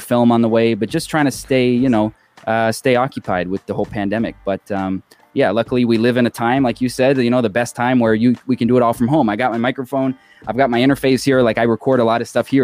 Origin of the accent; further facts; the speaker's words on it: Toronto, Ontario, Canada; now in Las Vegas, United States; love from my hometown